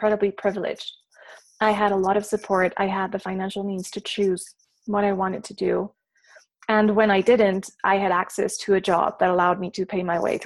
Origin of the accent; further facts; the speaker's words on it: Mexico City, Mexico; I was born and raised in Mexico City. And with the exception of a few months doing externships here and there, I have never lived anywhere else.